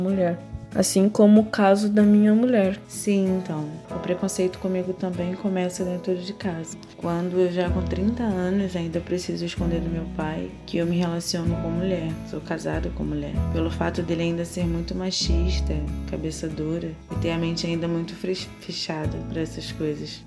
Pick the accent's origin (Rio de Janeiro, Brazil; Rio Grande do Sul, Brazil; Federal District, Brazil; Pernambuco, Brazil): Rio de Janeiro, Brazil; now in São Paulo, Brazil; sou carioca, mas atualmente moro em São Paulo